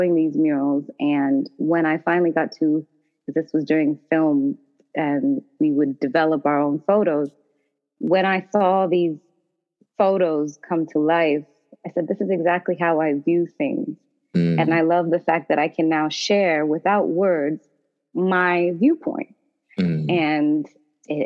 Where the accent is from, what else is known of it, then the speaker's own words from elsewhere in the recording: Toronto, Ontario, Canada; moved away as an adult; now in Washington, D.C., United States; I'm actually originally from Toronto, Ontario, Canada, and I've been in D.C. for the last 2 years now